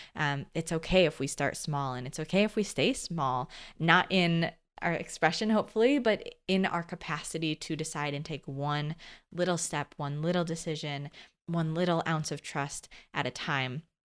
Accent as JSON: {"language": "English", "region": "Midwest", "country": "United States", "also_born_or_lived": "California", "said": "back home to the Midwest"}